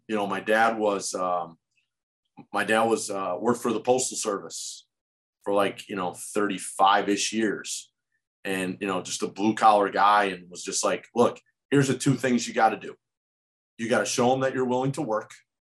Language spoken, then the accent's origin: English; Holyoke, Massachusetts, United States; I'm that kid from Holyoke that's working for the UMass basketball team